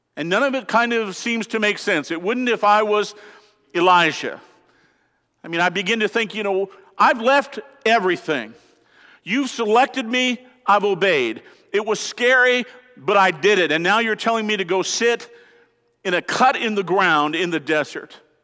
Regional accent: Colorado, United States; I'm from Colorado

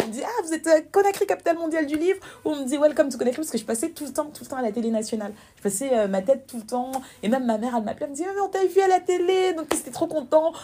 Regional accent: Paris, Île-de-France, France; also born or lived in Guinea; je suis née à Paris. J'ai grandi euh, à, Paris

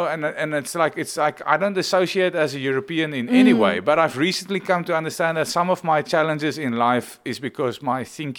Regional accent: Stellenbosch, Western Cape, South Africa; also born or lived in London / Warsaw; I grew up in Stellenbosch, and I don't know if anyone's been to Stellenbosch there, but you always see a mountain as a backdrop.

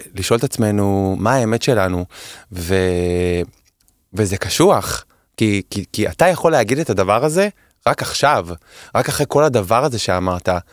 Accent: Holon, Tel Aviv District, Israel; also born or lived in Kerem HaTeimanim, Tel Aviv; now in Tel Aviv, Israel; אני גדלתי בחולון

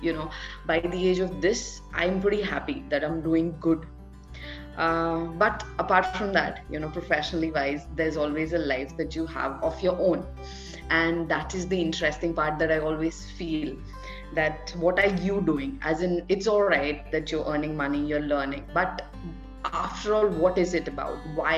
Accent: Delhi, India; I'm basically somewhere from Delhi. And I have been born and brought up in, so I was born at one place and then I was brought up in multiple places.

